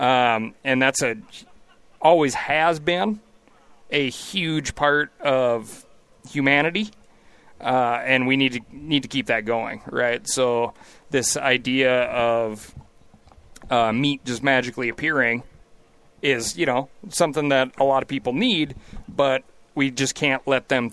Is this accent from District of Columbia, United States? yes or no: no; Montana, United States; I live in Bozeman, Montana. I always call it Bo's Angeles these days, because it's just like an exploding, crazy rate of growth for my home state.